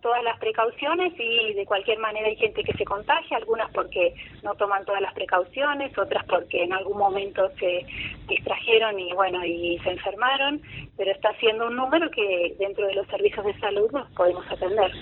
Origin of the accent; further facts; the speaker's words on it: La Plata, Buenos Aires Province, Argentina; moved away as an adult; now in São Paulo, Brazil; nací en La Plata, viví en La Plata hasta que me vine acá.